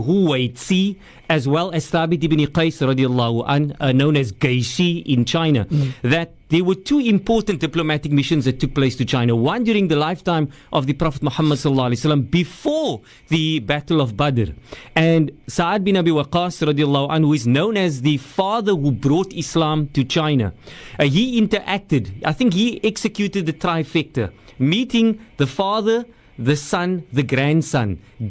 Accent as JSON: {"language": "English", "town": "Cape Town", "region": "Western Cape", "country": "South Africa", "tie": "born or raised there", "said": "I grew up in Rocklands, Mitchell's Plain"}